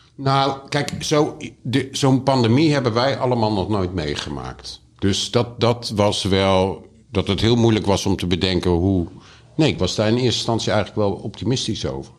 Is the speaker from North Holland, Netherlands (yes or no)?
no; Utrecht, Netherlands; now in Amsterdam, Netherlands; ik ben geboren in Utrecht